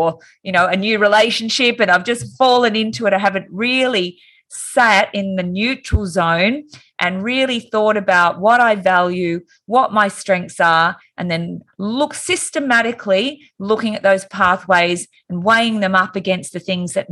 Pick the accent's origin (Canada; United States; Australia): Australia; Wollongong, New South Wales; moved away as an adult; now in Sydney, Australia; I moved from Wollongong, which was my hometown, and moved to Sydney